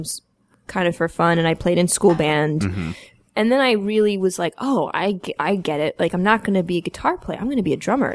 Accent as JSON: {"language": "English", "town": "Atlanta", "region": "Georgia", "country": "United States", "tie": "born or raised there", "said": "I grew up in Atlanta, and I was this kid in the suburbs"}